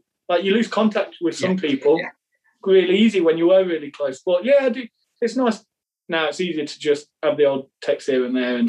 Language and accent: English; Leicester, East Midlands, United Kingdom; moved away as an adult; it was my hometown club